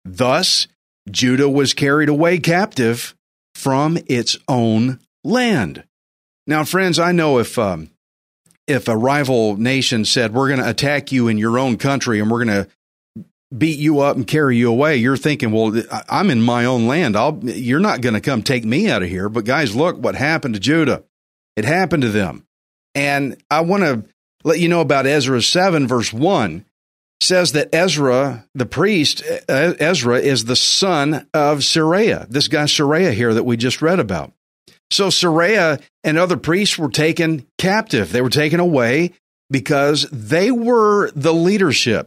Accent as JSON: {"language": "English", "region": "Texas", "country": "United States", "said": "I'm a Texan, I'm a redneck"}